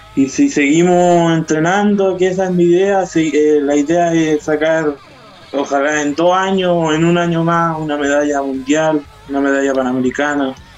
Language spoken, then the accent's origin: Spanish; Curanilahue, Biobío, Chile; also born or lived in Santiago; yo soy de curanilagüe de la octava región